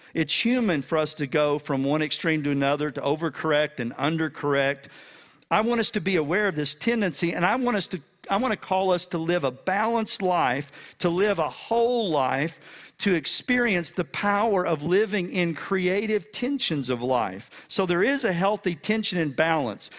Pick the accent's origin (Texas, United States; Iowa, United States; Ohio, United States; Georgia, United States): Texas, United States; I'm a Texan